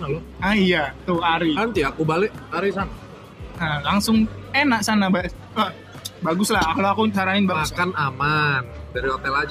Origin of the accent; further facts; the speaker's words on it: Pematangsiantar, North Sumatra, Indonesia; aku orang Siantar mana?